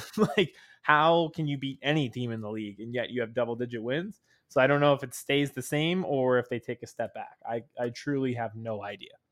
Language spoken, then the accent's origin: English; Harrisburg, Pennsylvania, United States; also from that hometown